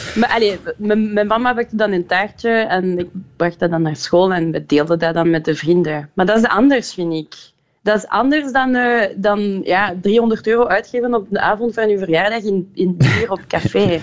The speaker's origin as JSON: {"language": "Dutch", "town": "Liège", "region": "Wallonia", "country": "Belgium", "tie": "born or raised there", "also_born_or_lived": "Brussels / Ghent", "second_language": "Dutch", "moved": "as an adult", "lives_now": "Antwerp, Belgium", "said": "ik ben in Luik geboren en getogen"}